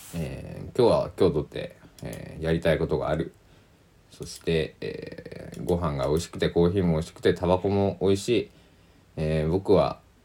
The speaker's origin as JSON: {"language": "Japanese", "region": "Kochi", "country": "Japan", "tie": "born or raised there", "also_born_or_lived": "Kagawa Prefecture / Tokyo / Osaka", "moved": "as an adult", "lives_now": "Kagawa, Japan", "said": "僕は純粋な、えー、土佐の国の土佐藩の男、えー、まあ高知県人、高知県出身で、父も母も高知県生まれ育ち"}